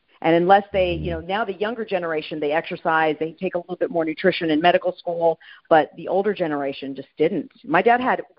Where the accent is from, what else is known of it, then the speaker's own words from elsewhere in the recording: Madrid, Community of Madrid, Spain; also born or lived in California, United States; No, I'm actually a military brat. So I was born in California, raised in Madrid, and then lived all over the United States.